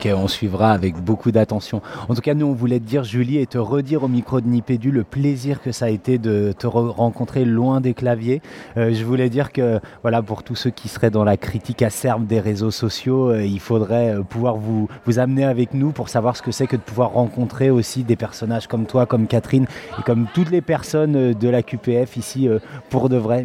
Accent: France; nous en tant que français qui sommes confortablement installés dans notre langue

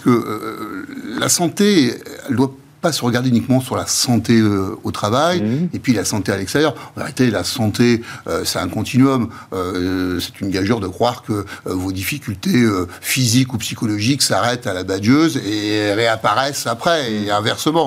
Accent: France; nous-mêmes, en tant que Français

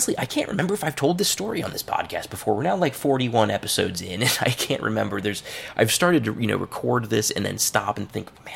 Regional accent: Cincinnati, Ohio, United States; Burnett Woods, which is a place in my hometown

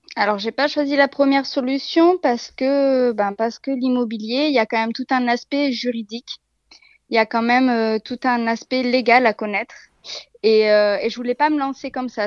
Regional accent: Bordeaux, Nouvelle-Aquitaine, France; moved away as an adult; now in Burgundy, France; Je je suis pas de la région de Bourgogne, je suis originaire de Bordeaux. Ça fait quatre ans que nous sommes ici.

